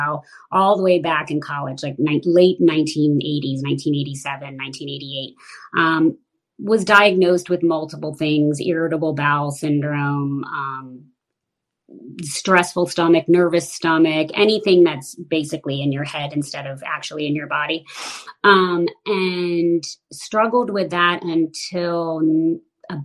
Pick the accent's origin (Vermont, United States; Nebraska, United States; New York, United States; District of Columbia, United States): District of Columbia, United States; Washington; I grew up primarily in the Washington, D.C. area